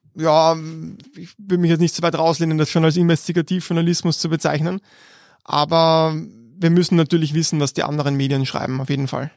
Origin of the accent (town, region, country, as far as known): Vienna, Austria; born or raised there